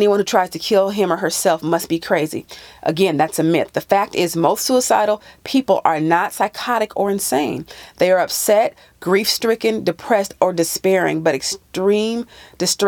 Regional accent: California, United States; moved away; my home state of California

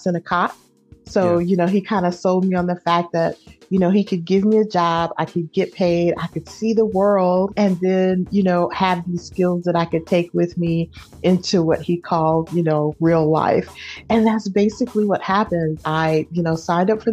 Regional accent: Oakland, California, United States; also born or lived in Indianapolis, Indiana; now in San Antonio, United States; I am from East Oakland. That's where I was raised

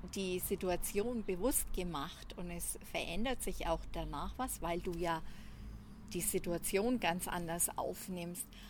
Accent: Franconia, Nuremberg area, Bavaria, Germany; accent: Franconian; wie man anhand der Sprache hört, komme ich aus Franken, aus dem Nürnberger Raum

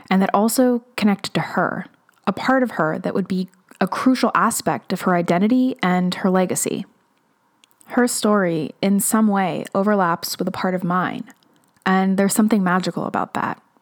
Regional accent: Burbank, California, United States; for a time, Amelia lived in Toluca Lake, which is just outside of my hometown, Burbank.

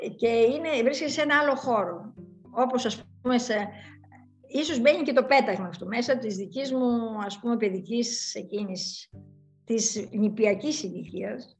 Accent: Larissa, Thessaly, Greece; also born or lived in Athens; Έζησα σε ένα τέτοιο, ας πούμε, περιβάλλον, ας πούμε, της Λάρισσας, τα 12 χρόνια του σχολείου

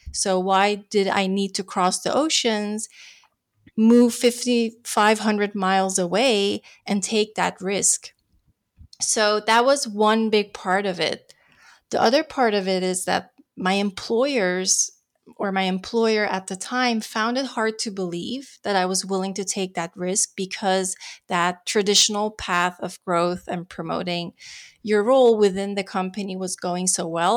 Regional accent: Netherlands; moved away as an adult; now in Los Angeles, United States; I'm born and raised in the Netherlands, moved to L A to pursue my Californian dream

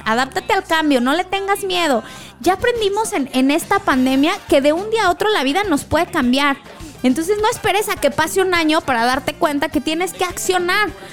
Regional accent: Mexico; como mexicanos

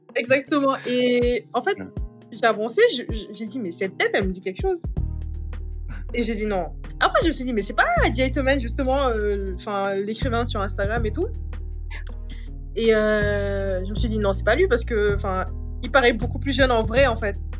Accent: Dakar, Senegal; moved away as an adult; Je suis sénégalaise. Je suis née au Sénégal, à Dakar. J'ai grandi là-bas.

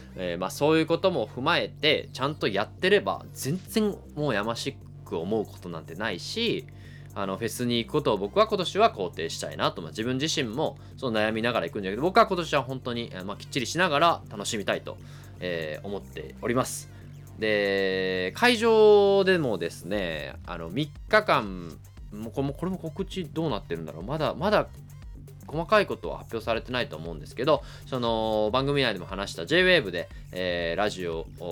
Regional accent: Kansai, Japan; accent: Kansai dialect; 僕レイラさんの前ではあんまり関西弁喋らんようにしてる

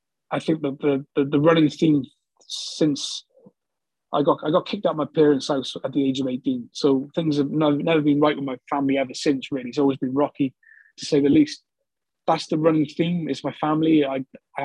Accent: Newport, Wales, United Kingdom; moved away as an adult; also born or lived in London / Bristol; I'm from Newport, South Wales, just over the Severn Bridge

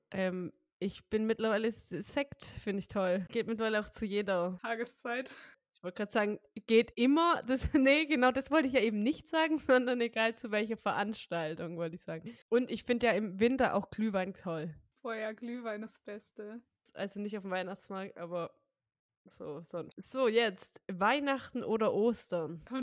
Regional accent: North Rhine-Westphalia, Germany; now in Hamburg, Germany; ich komme ja auch aus Baden-Württemberg ursprünglich und da gab es ja Osterferien. Ja, bei uns in NRW auch.

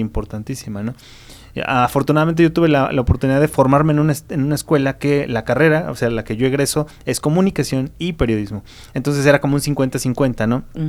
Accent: Mexico; nosotros como mexicanos

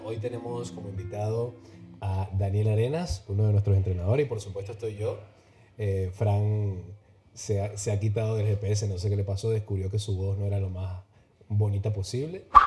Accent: Venezuela; moved away; nosotros que venimos de Venezuela

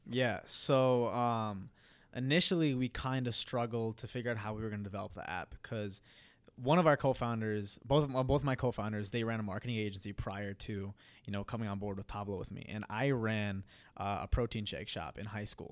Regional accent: Fargo, North Dakota, United States; moved away as an adult; also born or lived in Queens, New York / Punjab, India; now in Minneapolis, United States; I was born and raised in Queens, New York. I lived there for eight years. And then eventually my parents moved, my parents moved to, um, Fargo, North Dakota

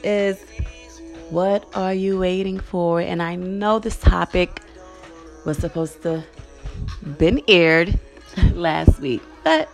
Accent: New York City, New York, United States; in Fort Greene, in Brooklyn, the projects where I'm from

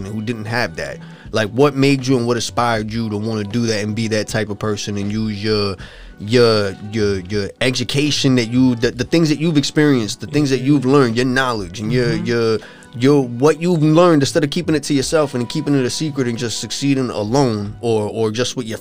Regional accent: Huntington, New York, United States; we grew up in Huntington

